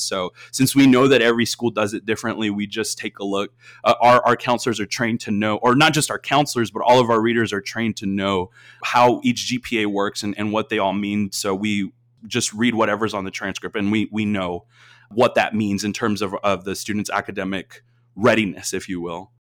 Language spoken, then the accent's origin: English; Austin, Texas, United States; I, I grew up in Austin, Texas